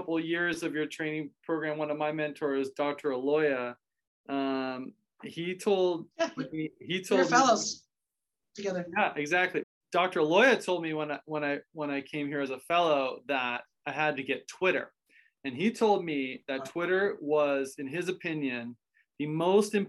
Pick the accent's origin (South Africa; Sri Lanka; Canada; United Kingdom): Canada; Toronto, Ontario; moved away; also born or lived in rural Pennsylvania; I'm originally from Canada and lived in Toronto and then moved to rural Pennsylvania.